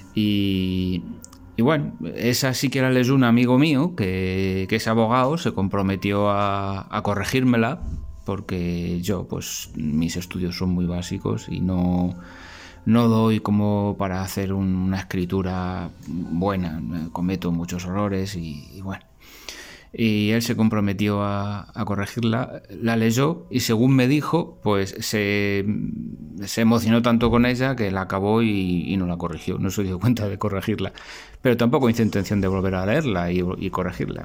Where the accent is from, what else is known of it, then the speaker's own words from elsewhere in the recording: Spain; soy, soy de España